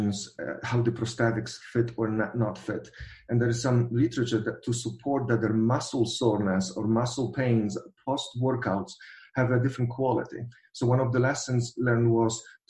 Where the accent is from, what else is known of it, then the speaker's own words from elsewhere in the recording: Poland; moved away; I'm coming from Polish background